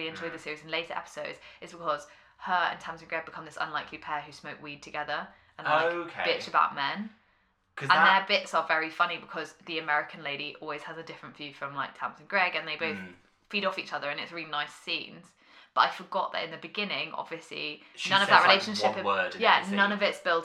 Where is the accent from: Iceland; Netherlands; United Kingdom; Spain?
United Kingdom; as a British person